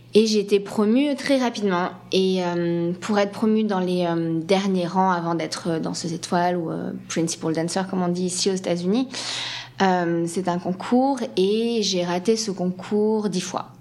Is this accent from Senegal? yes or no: no; Paris, Île-de-France, France; accent: French; moved away as an adult; now in San Francisco, United States; je suis une vraie parisienne